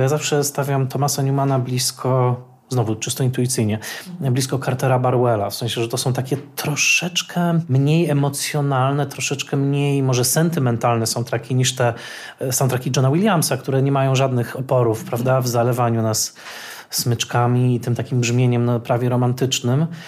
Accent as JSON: {"language": "Polish", "town": "Tarnowskie Góry", "region": "Silesian Voivodeship", "country": "Poland", "tie": "born or raised there", "said": "Ja dorastałem w Tarnowskich Górach na Śląsku"}